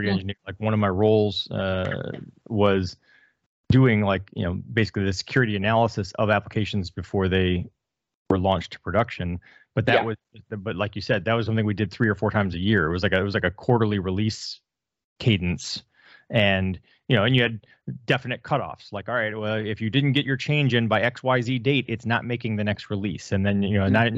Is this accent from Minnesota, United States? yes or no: no; Detroit, Michigan, United States; I'm from Detroit, got the hat. I grew up in Detroit